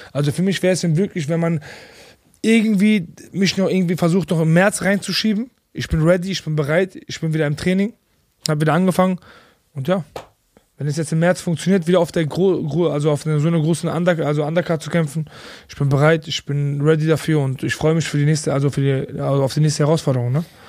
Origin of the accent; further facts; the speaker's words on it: Bochum, North Rhine-Westphalia, Germany; ich komme aus Bochum